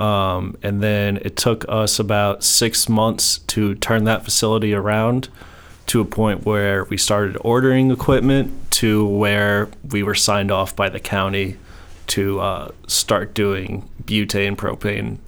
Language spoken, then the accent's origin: English; New York, United States; moved away as an adult; also born or lived in Colorado / Maryland; I grew up in New York, uh, moved to Colorado in about 2014